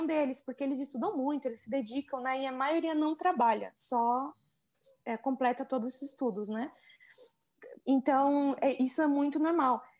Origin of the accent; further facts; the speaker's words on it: Brazil; moved away as an adult; also born or lived in China; now in Mexico; eu sou brasileira